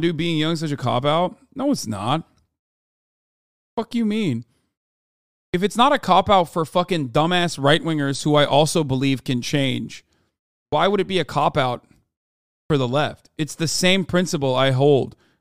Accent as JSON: {"language": "English", "country": "Turkey", "tie": "born or raised there", "moved": "as an adult", "lives_now": "United States", "said": "I grew up in Turkey for eighteen years of my life before I came to the United States of America"}